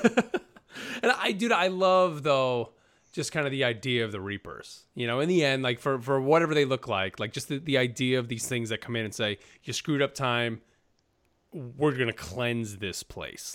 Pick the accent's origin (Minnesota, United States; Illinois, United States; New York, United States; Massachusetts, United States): New York, United States; now in North Carolina, United States; I'm from New York, live in North Carolina.